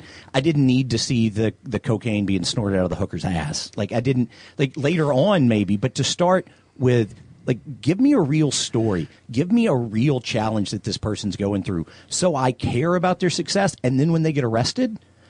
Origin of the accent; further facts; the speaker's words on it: the South, United States; being a guy from the South